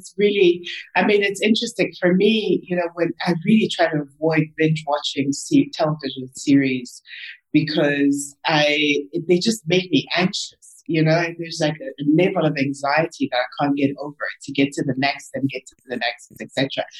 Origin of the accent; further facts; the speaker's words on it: South Africa; also born or lived in Congo; I was born in the Congo. My dad is from DRC. My mom is from Rwanda. You know, I mean, I lived in 5-6 different countries, you know, before the age of 13, moved to South Africa, established this as home